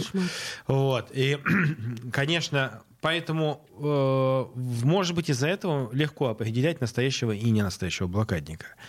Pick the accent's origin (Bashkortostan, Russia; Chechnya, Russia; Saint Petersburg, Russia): Saint Petersburg, Russia; я ленинградец, моя мама ленинградка